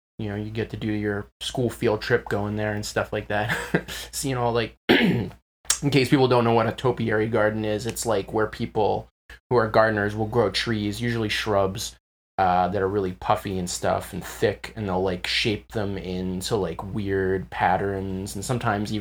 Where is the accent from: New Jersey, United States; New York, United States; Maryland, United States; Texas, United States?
Maryland, United States; Glen Arm; I'm from Glen Arm. It's a rural area, like roughly 40 minutes away, 40 minutes north of Baltimore City